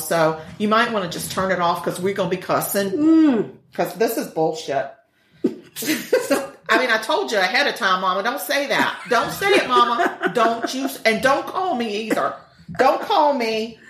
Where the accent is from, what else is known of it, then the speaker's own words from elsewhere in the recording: United Kingdom; because I'm British